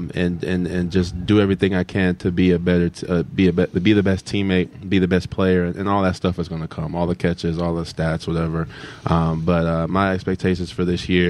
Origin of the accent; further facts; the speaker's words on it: Powder Springs, Georgia, United States; moved away as an adult; also born or lived in Mississippi; now in Weehawken, United States; I'm from Powder Springs, Georgia.